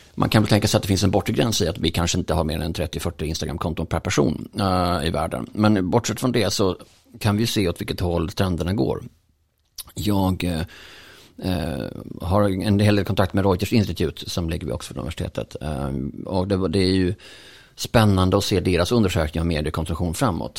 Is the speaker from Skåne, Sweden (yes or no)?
yes; Bjäre Peninsula, Skåne, Sweden; jag är uppvuxen på Bjärhalvön